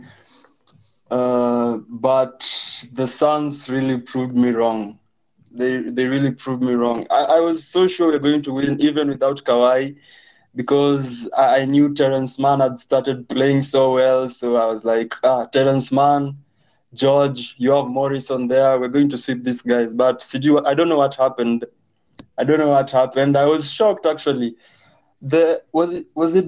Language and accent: English; Eldoret, Uasin Gishu County, Kenya; I'm from the sweaty jungles of Eldoret, West in Gishu County